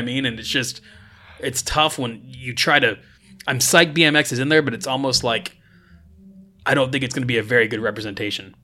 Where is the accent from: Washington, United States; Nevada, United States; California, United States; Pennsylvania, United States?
Nevada, United States; Las Vegas; I grew up in Las Vegas and it's like a twenty-four hour city.